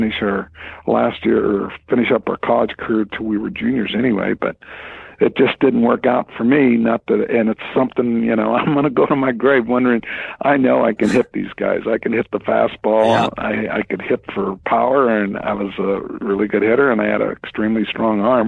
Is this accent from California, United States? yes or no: yes; Los Angeles, California, United States; I grew up in the San Fernando Valley in L.A.